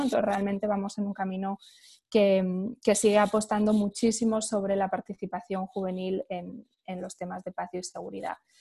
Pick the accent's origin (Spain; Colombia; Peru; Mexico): Spain; Yo pues soy española, he crecido en un, un ambiente o digamos en un, contexto europeo